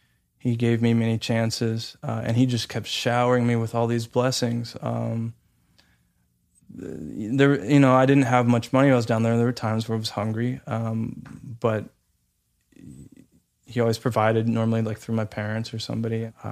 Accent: Santa Clarita, California, United States; So I was moving from Santa Clarita down to Los Angeles and the downtown area. And I was moving there by myself, leaving my parents

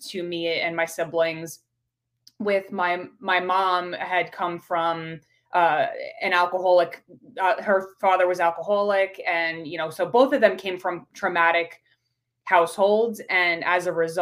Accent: New York, United States; accent: New York; now in Pittsburgh, United States; I'm originally from New York. So you'll hear that accent come out when I say coffee

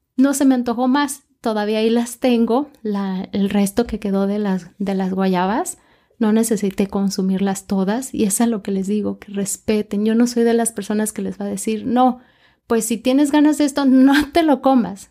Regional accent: Mexico; yo soy mexicana

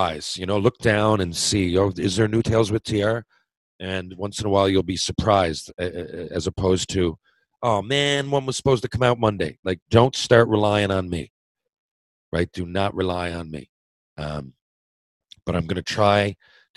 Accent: Mount Pearl, Newfoundland and Labrador, Canada; I felt I let everybody in my hometown down. Mount Pro Minor Hockey, retire my jersey

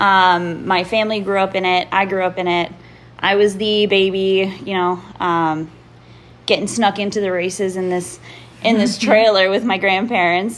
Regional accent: Canada; I'm Canadian.

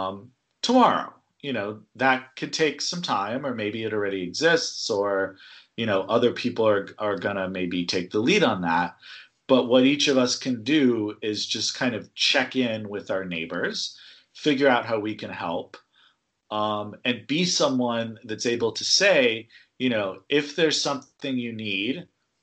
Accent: California, United States; moved away; I'm from California originally.

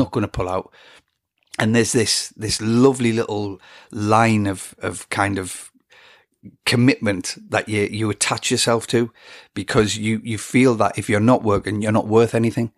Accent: England, United Kingdom; I'm an Englishman

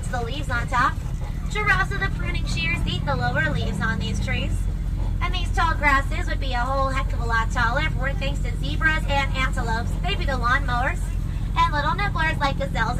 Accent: Los Angeles, California, United States; I'm from Los Angeles

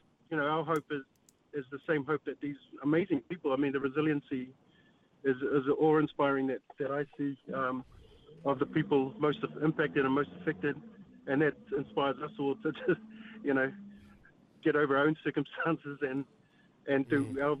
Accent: New Zealand; proud to be, a Kiwi boy

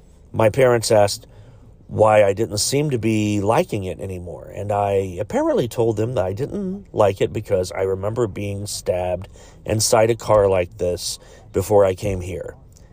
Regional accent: United Kingdom; born there; Now, I was born in the United Kingdom in 1996.

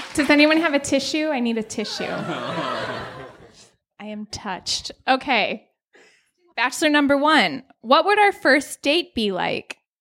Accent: Minnesota, United States; I'm from Minnesota and I love my home state.

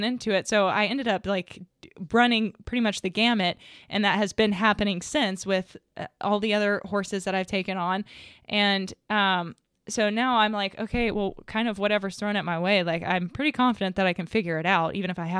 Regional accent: the South, United States; I was raised in the South

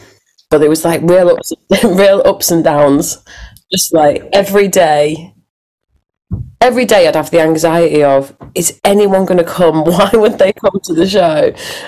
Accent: Hull, Yorkshire and the Humber, United Kingdom; my hometown, which is Hull.

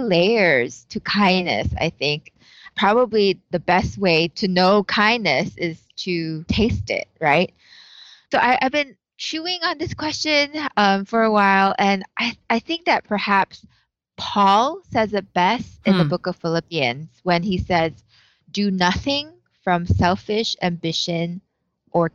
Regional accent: Malaysia; moved away as an adult; also born or lived in Iowa, United States; now in Chicago, United States; I'm from Malaysia.

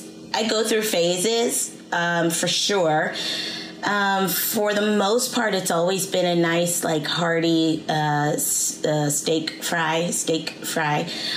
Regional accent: Seattle, Washington, United States; I'm from Seattle.

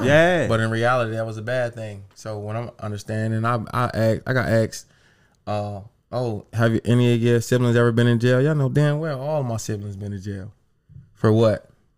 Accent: the South, United States; When I got cut, bro, I remember the first day I came back, … and I'm from the South.

